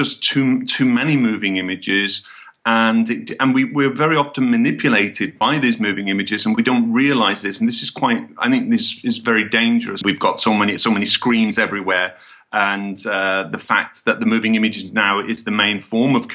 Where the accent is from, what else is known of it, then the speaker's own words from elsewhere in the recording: Birmingham, West Midlands, United Kingdom; now in Barcelona, Spain; My family's Irish, but I was born and brought up in England, in Birmingham.